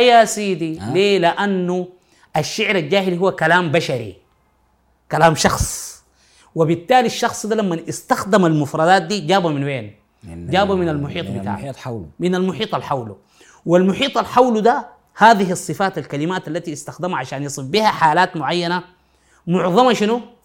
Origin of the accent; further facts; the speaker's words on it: Sudan; عندنا في السودان في غرب السودان